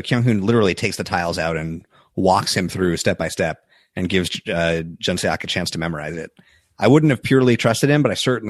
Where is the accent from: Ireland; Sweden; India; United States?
United States; New York; growing up in New York, you don't learn anything about college sports at all.